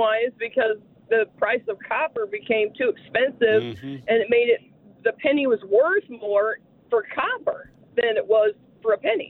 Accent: Drasco, Arkansas, United States; I am actually from Drasco, which is not too far from Greer's Ferry

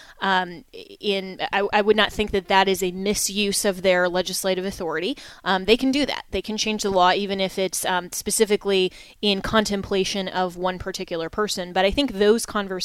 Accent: Colorado, United States; I'm from Colorado

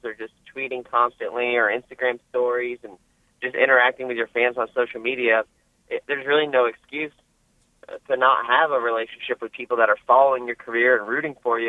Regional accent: Florida, United States; now in North Carolina, United States; we're from Florida

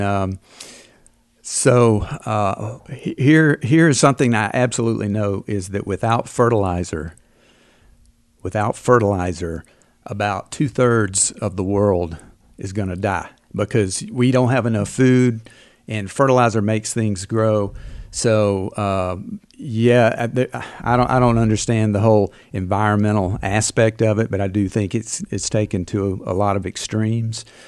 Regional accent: Alabama, United States; I'm from Alabama

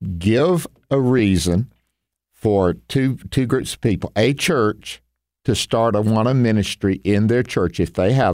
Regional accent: Tupelo, Mississippi, United States; Vacation Bible School at the church where we grew up here in Tupelo, Mississippi.

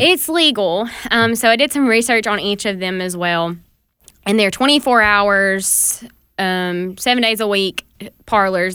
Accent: the South, United States; growing up in the South

